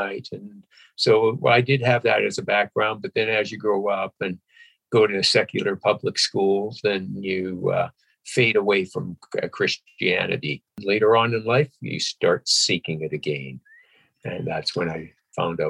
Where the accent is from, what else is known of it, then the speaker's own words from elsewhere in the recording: Vancouver Island, BC, British Columbia, Canada; also born or lived in Alberta; I grew up in Alberta, too. I was born in Alberta, and I was there for about 10 years, and then my parents moved over to Vancouver Island, and I grew up there for about another 10 years before I moved to Vancouver